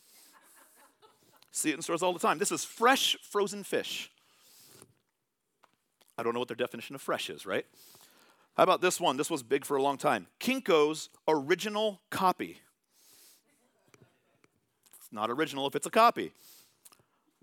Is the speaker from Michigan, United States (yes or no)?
no; California, United States; moved away; I'm from California.